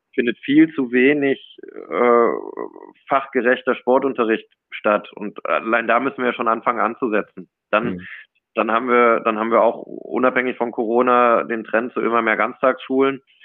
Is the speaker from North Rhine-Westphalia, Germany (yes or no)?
yes; Cologne, North Rhine-Westphalia, Germany; now in Munich, Germany; ich bin im, im, tief im Herzen natürlich eine Kölsche Jung. Also bin, bin, bin Rheinländer, bin in Köln sozialisiert